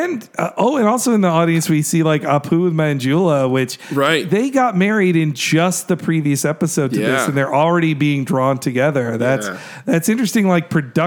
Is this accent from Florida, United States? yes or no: yes; Orange Park, Florida, United States; my town growing up in Orange Park, Florida